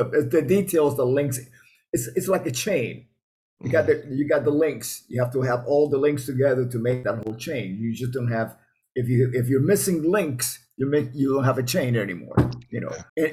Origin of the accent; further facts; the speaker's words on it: Miami, Florida, United States; I grew up in Miami